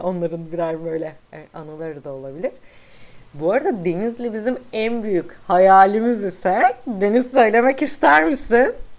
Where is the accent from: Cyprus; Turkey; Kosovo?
Turkey; İzmir